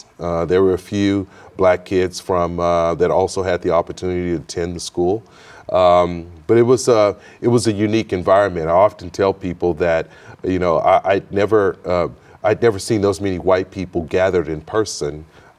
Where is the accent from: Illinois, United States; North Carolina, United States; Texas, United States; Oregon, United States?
Texas, United States; Houston; I grew up in Houston, Texas, single mother, raised five kids.